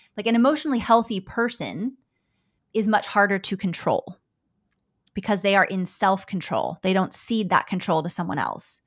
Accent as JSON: {"language": "English", "country": "United States", "said": "I'm an American woman."}